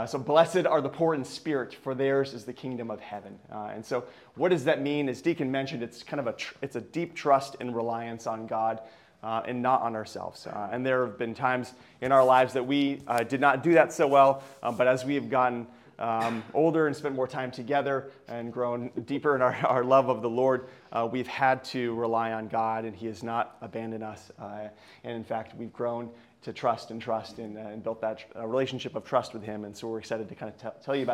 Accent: Vermont, United States; moved away; also born or lived in Lemoore, California; I grew up in Vermont

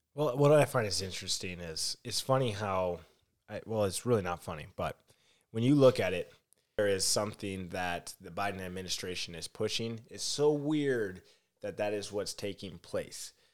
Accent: Minneapolis, Minnesota, United States; I am from Minneapolis

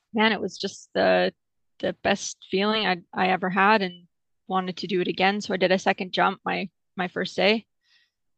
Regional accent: Wells, British Columbia, Canada; I'm from a super tiny town called Wells in the interior of British Columbia, which is on the west coast of Canada.

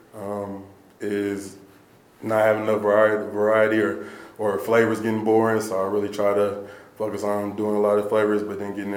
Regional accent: Allen, Texas, United States; moved away as an adult; now in Boulder, United States; growing up in Allen

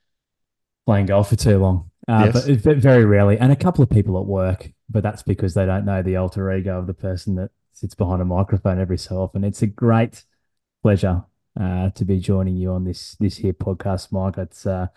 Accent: Brisbane, Queensland, Australia; also born or lived in Perth; I'm born and bred in Brizzy

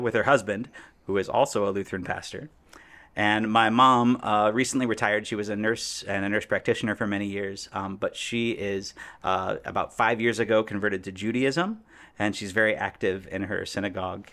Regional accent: Indiana, United States; moved away as an adult; also born or lived in Florida / Columbus, Ohio / Chicagoland; now in Chicago, United States; So I was born in Indiana, grew up a little bit in Florida. My family moved back to Indiana when I was, like, in second grade

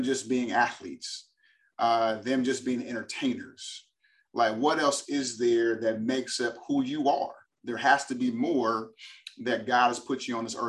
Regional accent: Berkeley, California, United States; moved away as an adult; also born or lived in Boston, Massachusetts; now in Texas, United States; born and raised in Berkeley, California. California kid living in Texas

